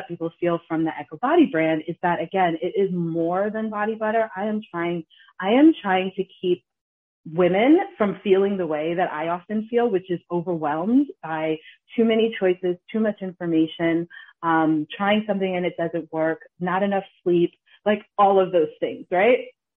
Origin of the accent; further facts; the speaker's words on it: Ghana; We're Ghanaian, we're from Kings.